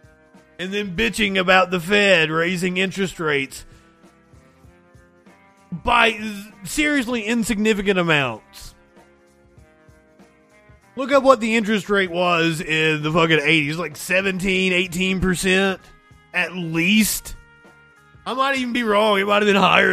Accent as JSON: {"language": "English", "region": "Eastern Kentucky", "country": "United States", "said": "I am from Eastern Kentucky. I'm from the coal fields of Eastern Kentucky."}